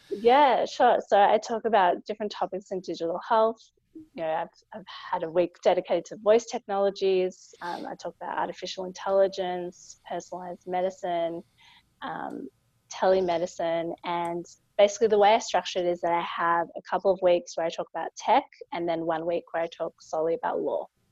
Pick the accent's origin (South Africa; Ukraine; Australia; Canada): Australia; I'm a lawyer from Australia